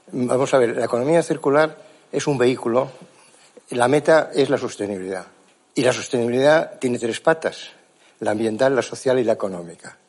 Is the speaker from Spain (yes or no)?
yes; Mallorca, Balearic Islands, Spain; Yo vengo de Mallorca